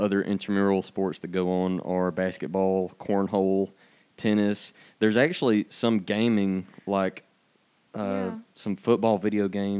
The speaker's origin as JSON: {"language": "English", "town": "Cedartown", "region": "Georgia", "country": "United States", "tie": "born or raised there", "said": "I am from Cedartown. I went to Cedartown High School."}